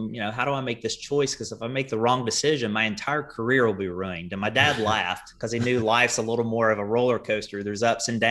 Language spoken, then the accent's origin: English; Kenova, West Virginia, United States; moved away as an adult; I grew up in that town of Kanawha, population 3,000, if you round up.